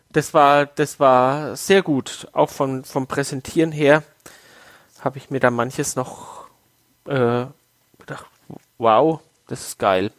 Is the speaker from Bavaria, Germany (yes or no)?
yes; Waldbüttelbrunn, Bavaria, Germany; dass wir als Kinder in Waldbrüllbrunn äh, auf der Straße Schlitten fahren konnten